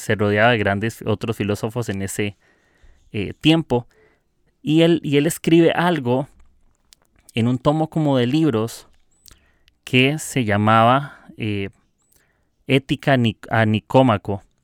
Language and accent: Spanish; Costa Rica; soy de Costa Rica